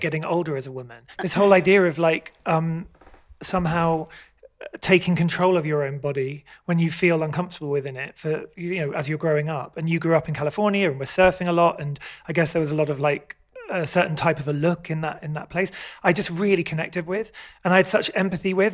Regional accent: United Kingdom; I grew up outside London, like an hour outside London.

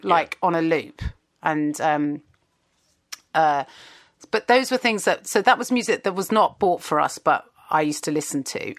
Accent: Kingston upon Thames, London, United Kingdom; I grew up in Kingston and just outside of London

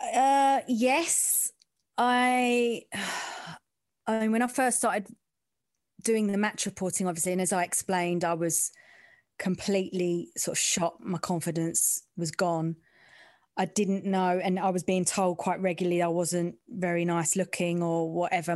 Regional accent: London, United Kingdom; I'm from the East End

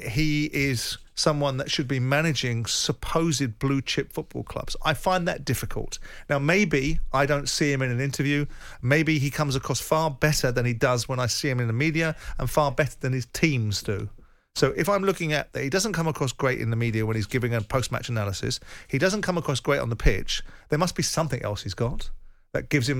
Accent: England, United Kingdom; I'm English

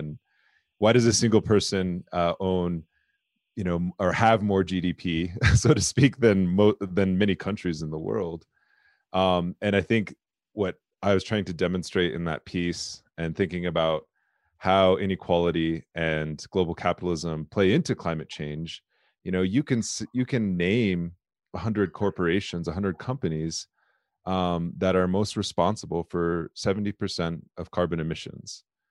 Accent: South Dakota, United States; I'm Lakota, I'm from the Lakota people. My tribe is the Lower Bruce Sioux tribe.

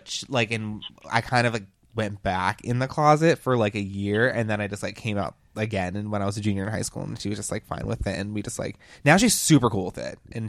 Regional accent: Orlando, Florida, United States; Like, I just was lucky to be born in Orlando. And I'm a military kid, so I've lived all around.

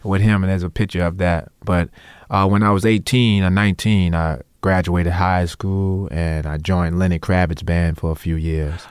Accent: New Orleans, Louisiana, United States; accent: New Orleans; we, we grew up improvising in New Orleans, so And when I got to, to the Noka school, um, it was very strange for me that people would plan other people's solo, 'cause that, that's not what we did in Treme.

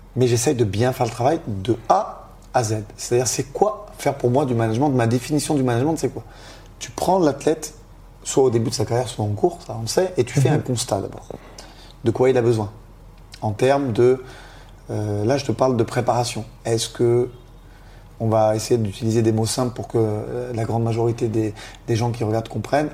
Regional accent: France; étant d'origine italienne, de nationalité française

